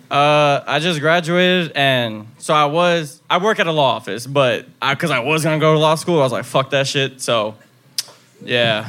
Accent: Fort Lauderdale, Florida, United States; I'm actually from Fort Lauderdale

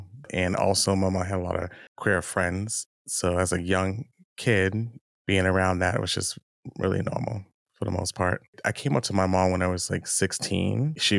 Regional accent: Boston, Massachusetts, United States; now in Los Angeles, United States; I am from Boston, Massachusetts. Been living in LA for 9 years now.

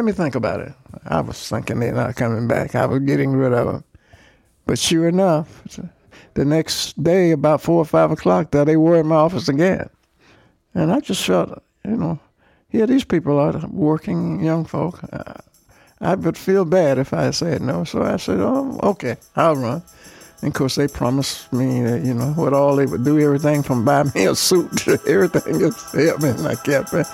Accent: Birmingham, Alabama, United States; I grew up black in Birmingham

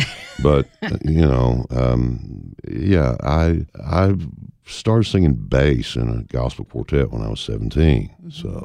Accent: the South, United States; Growing up in the South

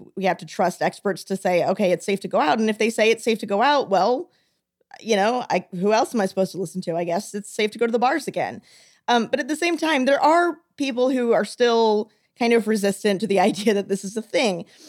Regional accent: the South, United States; moved away; I'm from the South

